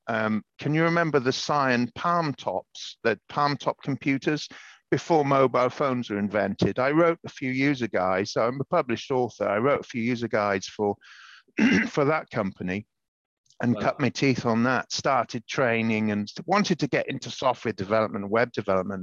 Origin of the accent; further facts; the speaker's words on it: Pembrokeshire, Southwest Wales, United Kingdom; also born or lived in London; now in Chelmsford, United Kingdom; I was born in Pembrokeshire, Southwest Wales, in 1970, to a Welsh dad, English mum